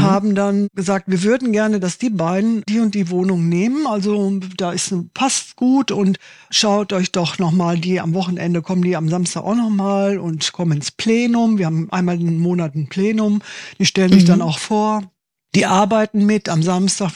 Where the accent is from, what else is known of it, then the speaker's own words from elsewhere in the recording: Waltrop, North Rhine-Westphalia, Germany; moved away as an adult; also born or lived in Italy; now in Düsseldorf, Germany; bin aus dem Ort, in dem ich groß geworden bin, das heißt Waltrop. Das ist ein Kaff in der Nähe von Dortmund